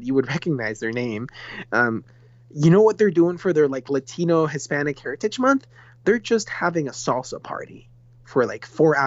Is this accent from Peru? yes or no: yes; Peru; first language Spanish; English is a second language; moved away as an adult; now in San Francisco, United States; I'm from Peru, born and raised in Peru.